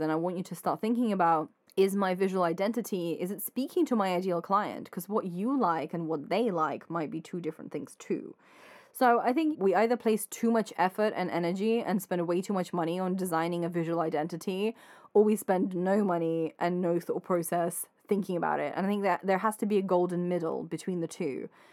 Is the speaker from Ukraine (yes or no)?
yes; Ukraine; moved away; I'm Ukrainian